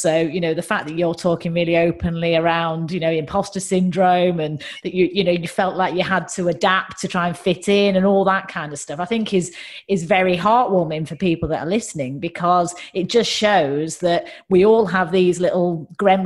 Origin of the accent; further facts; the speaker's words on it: United Kingdom; accent: northern; my accent is far more northern than yours